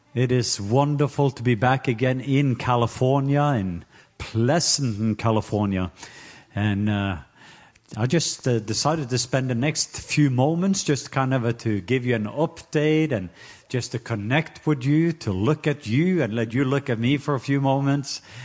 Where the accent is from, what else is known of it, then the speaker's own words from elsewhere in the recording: Norway; now in Atlanta, United States; I am Norwegian.